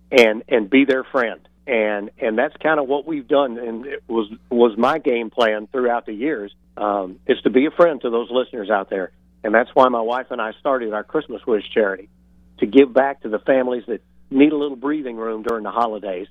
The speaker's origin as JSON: {"language": "English", "town": "Memphis", "region": "Tennessee", "country": "United States", "tie": "born or raised there", "also_born_or_lived": "Grenada, Mississippi / Chattanooga / New Haven, Connecticut / San Diego", "moved": "as an adult", "lives_now": "Tampa, United States", "said": "Growing up, there was a disc jockey in Memphis, Tennessee, my hometown"}